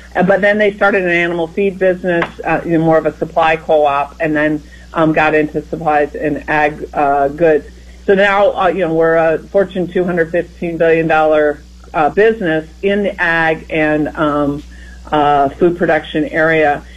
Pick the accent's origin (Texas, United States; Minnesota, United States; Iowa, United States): Iowa, United States; as someone who grew up in Iowa myself, you know, I'm from the Midwest and from the heartland